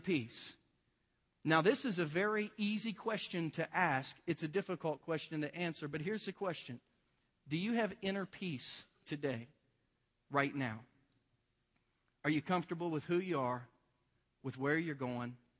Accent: Southern Ohio, United States; I'm from Southern Ohio. It's a little bit rednecky

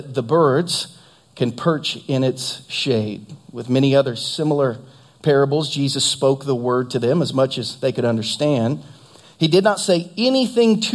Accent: Southern Ohio, United States; now in Lee's Summit, United States; at Ohio State where I grew up in Southern Ohio

